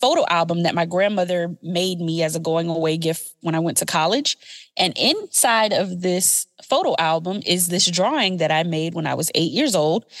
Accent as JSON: {"language": "English", "town": "Beaufort", "region": "South Carolina", "country": "United States", "said": "I'm from Beaufort, South Carolina"}